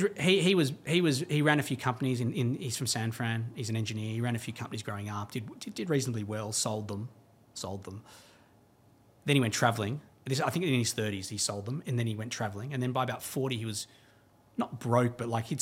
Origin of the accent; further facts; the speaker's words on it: Australia; moved away as an adult; growing up in the East, it's quite flashy